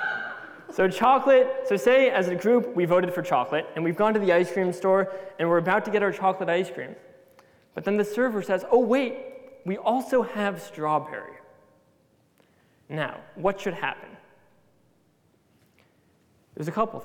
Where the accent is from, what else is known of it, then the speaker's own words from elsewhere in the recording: United States; being American